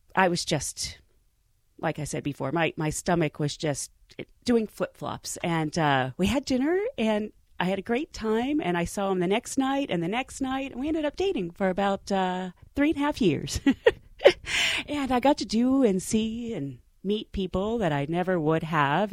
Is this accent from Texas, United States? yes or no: no; Pittsburgh, Pennsylvania, United States; I'm a girl from Pittsburgh. I'm one of 10 kids. My parents had no money